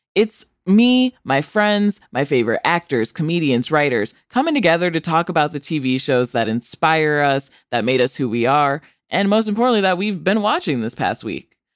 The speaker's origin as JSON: {"language": "English", "town": "Rockford", "region": "Illinois", "country": "United States", "tie": "born or raised there", "said": "my hometown, Rockford, Illinois"}